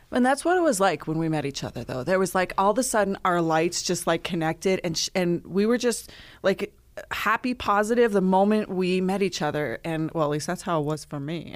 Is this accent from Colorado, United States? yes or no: yes; Lyons, Colorado, United States; I'm from Lyons, Colorado, so it's a small town